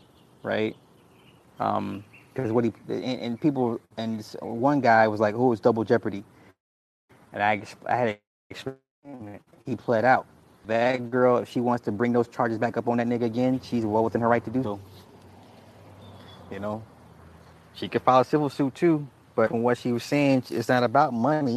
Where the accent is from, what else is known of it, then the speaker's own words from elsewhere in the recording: the South, United States; See, I'm from the South. That shit ain't normal.